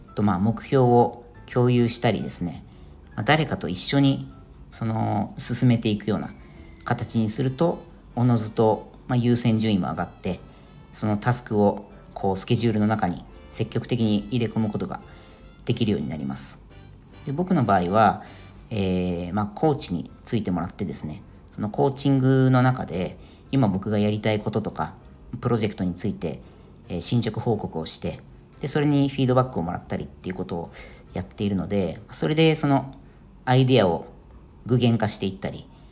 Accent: Japan; moved away as an adult; now in Ireland; サマータイムがない日本とかですね、まあ、そういうものがそもそもなかった国で生まれ育ってる人

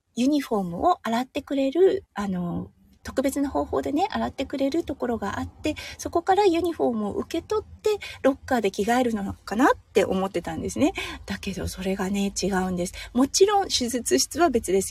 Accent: Tohoku, Japan; moved away as an adult; now in Australia; 東北出身なので

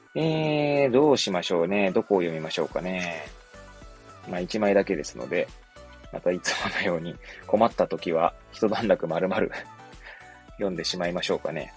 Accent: Hachioji, Tokyo, Japan; moved away; 出身が東京の八王子市なんですけれども

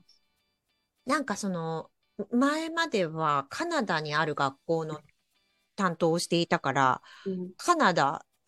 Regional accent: Japan; moved away as an adult; now in Vancouver, Canada; 日本で生まれ育った

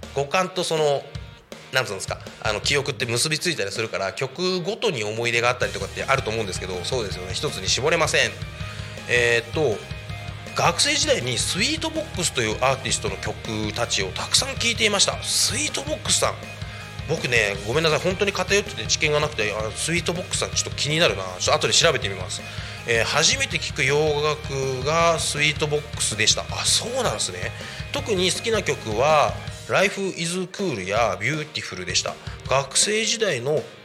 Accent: Koshigaya, Saitama, Japan; 僕の地元埼玉県越谷市

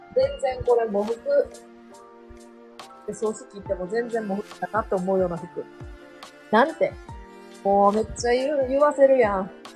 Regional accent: Kansai, Japan; accent: Kansai dialect; 関西弁風なん関西弁風になった

